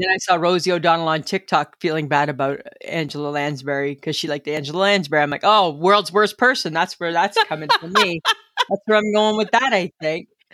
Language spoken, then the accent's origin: English; Ontario, Canada; when I was growing up in Little Stainer, Ontario